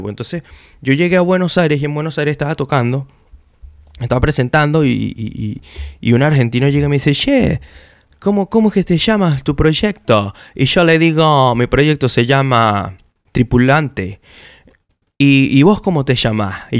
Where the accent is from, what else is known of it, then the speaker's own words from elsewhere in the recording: Venezuela; moved away; yo me venía de Venezuela, yo me vine de Venezuela en el año 2000 en el 2016 eh, yo comencé este proyecto